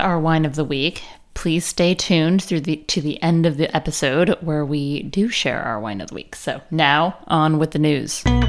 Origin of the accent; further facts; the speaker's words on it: Chico, California, United States; Chico, which loyal listeners will know that is my hometown.